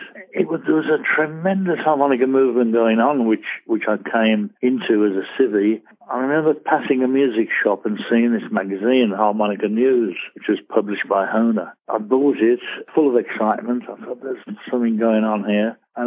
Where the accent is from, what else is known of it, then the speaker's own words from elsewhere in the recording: Birmingham, West Midlands, United Kingdom; I was born in Birmingham in December 1929